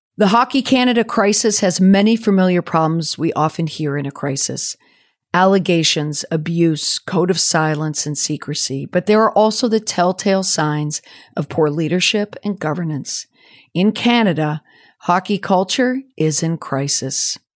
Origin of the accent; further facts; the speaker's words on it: United States; also born or lived in New England; as an American hockey mom